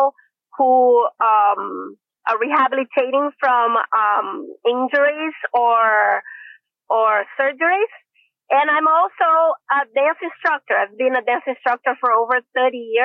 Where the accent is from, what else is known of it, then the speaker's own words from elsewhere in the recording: Brazil; moved away as an adult; now in San Diego, United States; I'm from Brazil. I have been in the United States for over 21 years.